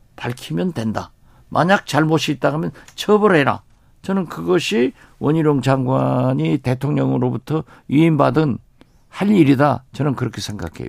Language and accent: Korean; Haenam, South Jeolla, South Korea; moved away; also born or lived in Mokpo; 제 고향 해남 진도 완도에서